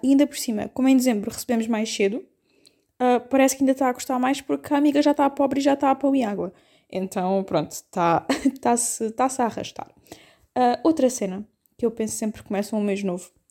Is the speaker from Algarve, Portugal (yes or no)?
yes; Algarve, Portugal; eu sei que sou algarvia, né? estou habituada ao calor